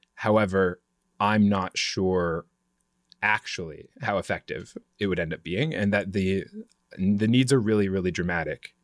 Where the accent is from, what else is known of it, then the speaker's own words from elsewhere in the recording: Vancouver, Washington, United States; also born or lived in Portland, Oregon; now in Washington, D.C., United States; I was born in Portland, grew up right outside it, across the Columbia River in Vancouver, Washington, which is the original Vancouver